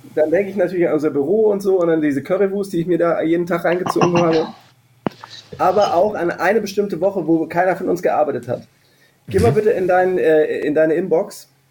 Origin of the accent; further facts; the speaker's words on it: Hennef, North Rhine-Westphalia, Germany; Ich bin allerdings in Hennef aufgewachsen